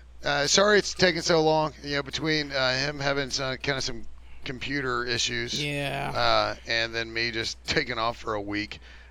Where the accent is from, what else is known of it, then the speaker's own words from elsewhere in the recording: Houston, Texas, United States; I'm from the Houston area